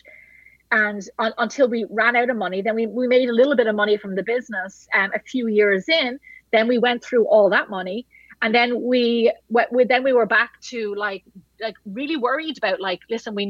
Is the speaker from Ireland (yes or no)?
yes; Ireland; moved away; I'm Irish